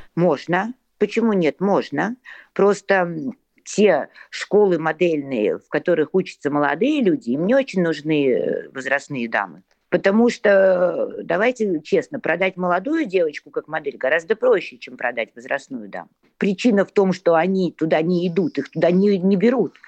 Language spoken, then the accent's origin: Russian; Saint Petersburg, Russia; мне 57 лет, и я из Санкт-Петербурга